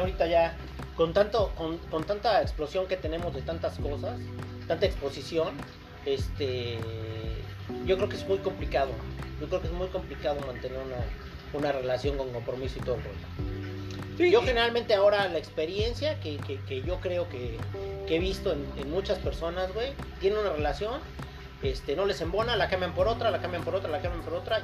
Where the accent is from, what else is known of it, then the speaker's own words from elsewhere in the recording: Mexico; somos mexicanos, no europeos.